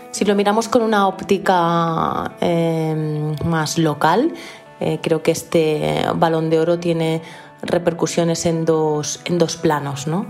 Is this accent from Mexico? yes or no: no; Spain; nosotros como españoles